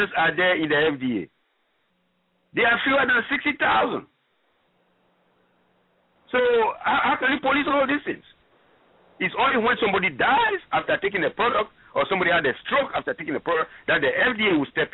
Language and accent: English; Ghana; first language French; English is a second language; moved away as an adult; also born or lived in Gabon / Cameroon; now in United States; I'm originally from Ghana, where the staple food is corn and cassava